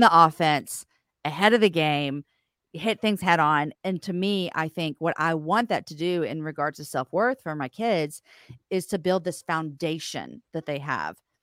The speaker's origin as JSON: {"language": "English", "town": "Austin", "region": "Texas", "country": "United States", "said": "we're from Austin, Texas"}